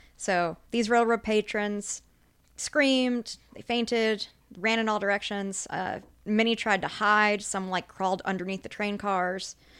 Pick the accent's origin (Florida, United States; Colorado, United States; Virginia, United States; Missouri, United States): Colorado, United States; I'm from Colorado